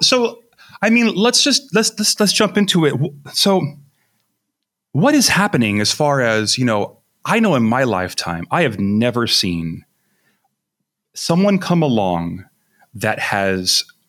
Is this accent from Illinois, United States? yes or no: no; Miami, Florida, United States; I come from Miami